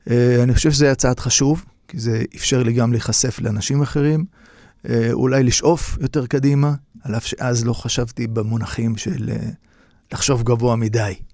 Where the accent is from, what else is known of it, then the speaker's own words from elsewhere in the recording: Tel Aviv, Tel Aviv District, Israel; כולם גרו באזור של קריית שלום, שכונת שפירא. ושם אני נולדתי ב-1960. גדלתי באזור שמבחינה סוציו-אקונומית היה כמובן נמוך, אבל אזור שהחיים היו חיים די פשוטים, אבל חיים שמחים.